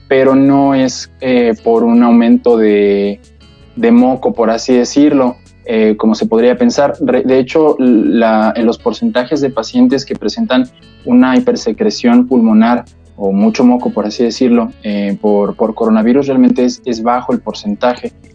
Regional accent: Mexico; como mexicanos

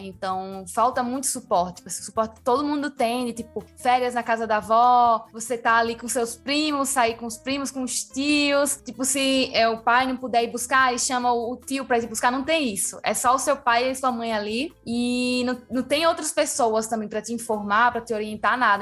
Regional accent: Rio Grande do Norte, Brazil; also born or lived in Bolivia; eu cresci já no Rio Grande do Norte

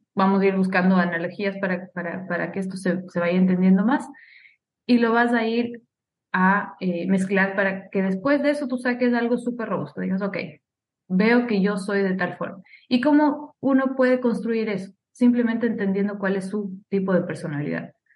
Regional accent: Ecuador; moved away; Soy ecuatoriana, viví muchísimo tiempo fuera de, mi país.

